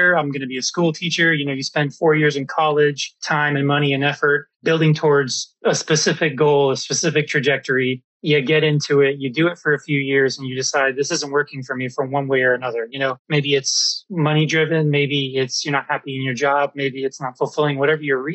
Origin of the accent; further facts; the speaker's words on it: Orlando, Florida, United States; moved away; also born or lived in Seattle; I grew up in Orlando